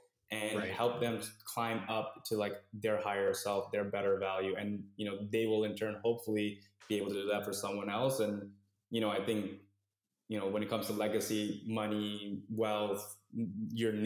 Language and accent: English; Toronto, Ontario, Canada; I grew up in Scarborough